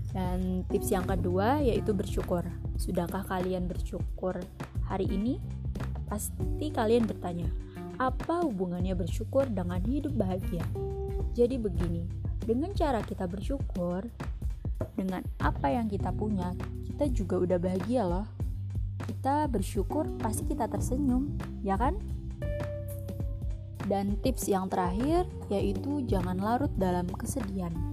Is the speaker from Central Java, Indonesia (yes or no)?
yes; Salatiga, Central Java, Indonesia; Oh iya, perkenalkan … asalku dari Salatiga. Salam kenal dari aku ya.